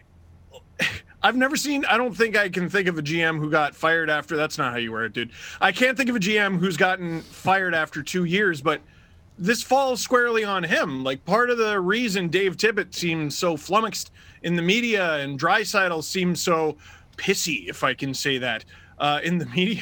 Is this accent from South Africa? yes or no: no; Scarborough, Ontario, Canada; I'm from Scarborough